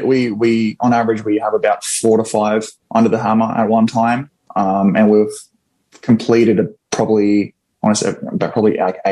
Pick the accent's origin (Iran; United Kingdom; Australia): Australia; moved away as an adult; now in Florida, United States; I am originally from Australia, born and raised